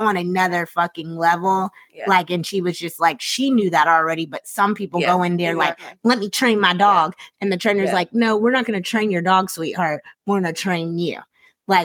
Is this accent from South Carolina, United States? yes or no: yes; South Carolina, United States; moved away; I'm from South Carolina.